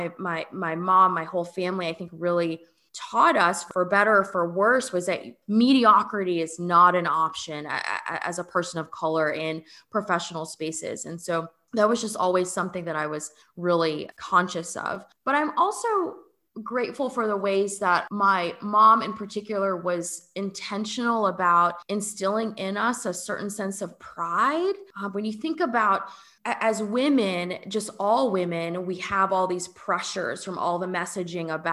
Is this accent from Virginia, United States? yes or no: no; Fort Lauderdale, Florida, United States; also born or lived in Atlanta / California; now in New Orleans, United States; I grew up in Fort Lauderdale. So actually not very far from where we live now in New Orleans. My parents immigrated here from Jamaica